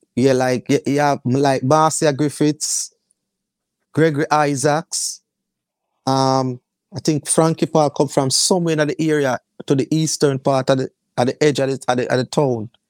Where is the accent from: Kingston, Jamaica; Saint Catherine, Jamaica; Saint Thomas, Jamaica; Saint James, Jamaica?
Kingston, Jamaica; I grew up in the Kingston fourteen area. of Kingston